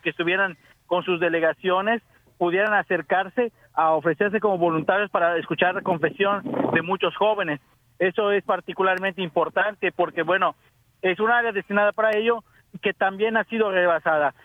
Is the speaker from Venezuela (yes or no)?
no; Mexico; now in Canada; soy mexicano viviendo en Canadá